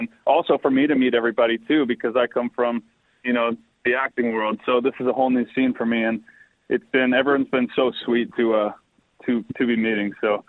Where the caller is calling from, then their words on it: Barrie, Ontario, Canada; I'm just north of Barrie.